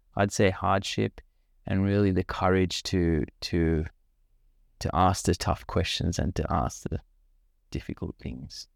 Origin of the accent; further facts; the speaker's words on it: Sri Lanka; now in Australia; I grew up in Sri Lanka